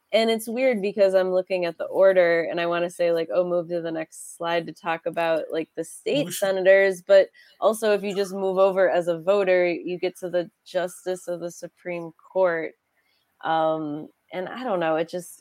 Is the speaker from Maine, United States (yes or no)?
no; Western New York, United States; growing up in Western New York